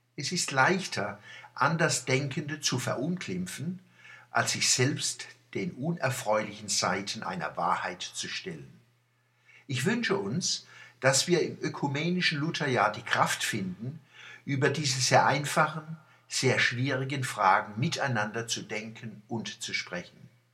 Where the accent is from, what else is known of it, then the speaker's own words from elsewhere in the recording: Mannheim, Baden-Württemberg, Germany; accent: Mannheim dialect (Monnemerisch); unserer Monnemer Mutterspruch